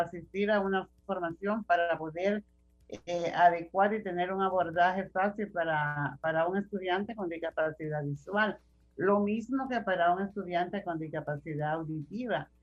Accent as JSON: {"language": "Spanish", "country": "Dominican Republic", "said": "nosotros como ciudadanos dominicanos"}